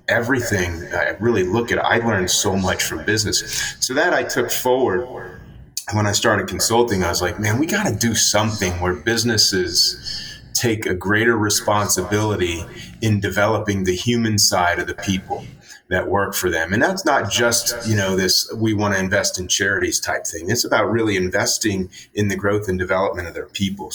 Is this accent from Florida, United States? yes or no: yes; Florida, United States; I grew up in Florida and played sports